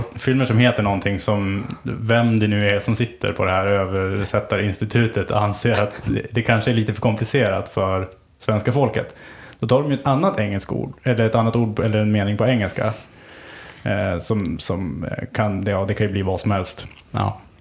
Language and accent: Swedish; Sweden; jag kommer ifrån Sverige och jag levde på 80-talet